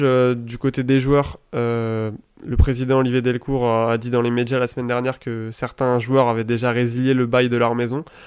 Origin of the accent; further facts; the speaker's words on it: Île-de-France, France; j'ai grandi pas très loin d'un grand club du football français qui est le Paris Saint-Germain, puisque j'habite en fait à à peu près un kilomètre du centre d'entraînement du, PSG